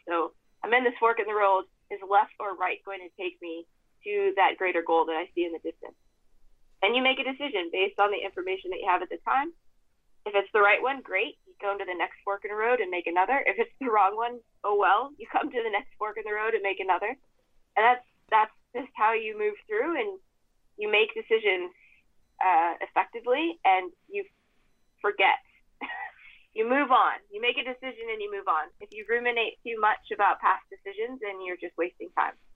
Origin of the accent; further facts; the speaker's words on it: Idaho Falls, Idaho, United States; moved away; I grew up in a tiny blip on the map in southeastern Idaho called Idaho Falls